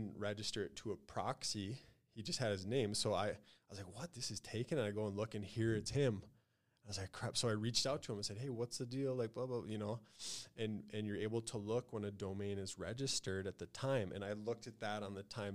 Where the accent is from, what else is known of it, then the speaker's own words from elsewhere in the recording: Fargo, North Dakota, United States; also born or lived in Los Angeles, California; now in Truckee, United States; We're from Fargo, North Dakota.